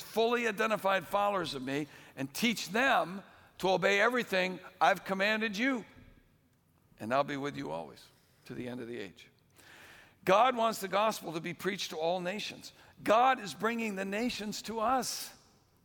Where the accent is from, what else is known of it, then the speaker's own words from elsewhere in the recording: Bay Area, California, United States; I'm not from around here. I'm actually from the Bay Area